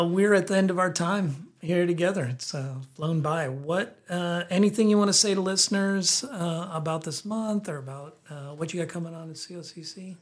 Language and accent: English; the South, United States; now in Bend, United States; I'm from the South.